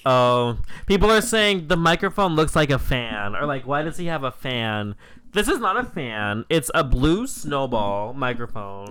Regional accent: United States; we're literally American

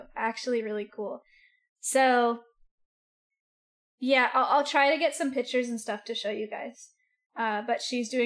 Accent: the Bay Area, California, United States; I grew up around in the Bay

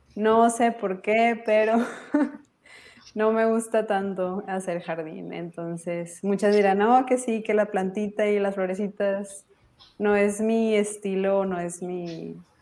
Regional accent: Monterrey, Nuevo León, Mexico; soy de Monterrey, México

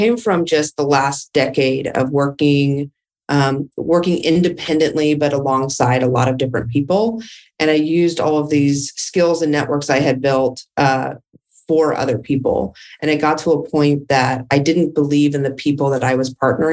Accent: Dallas, Texas, United States; also born or lived in California; I am from Dallas, Texas. I was born and raised

